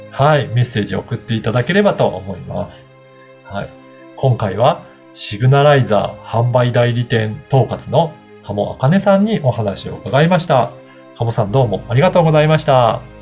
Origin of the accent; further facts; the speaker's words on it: Okayama, Japan; 私も、あの、出身が岡山なので